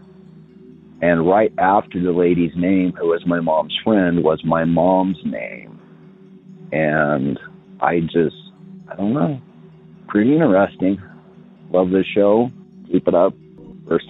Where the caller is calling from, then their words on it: Utah, United States; I'm calling from Utah